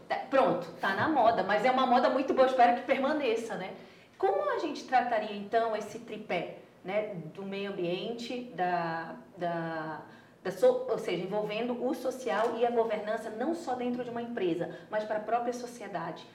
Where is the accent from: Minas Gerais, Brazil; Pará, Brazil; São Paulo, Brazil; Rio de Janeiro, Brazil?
Pará, Brazil; Eu sou paraense